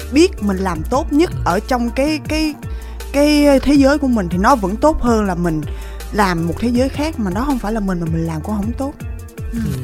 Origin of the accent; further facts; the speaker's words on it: Vietnam; sinh ra ở Việt Nam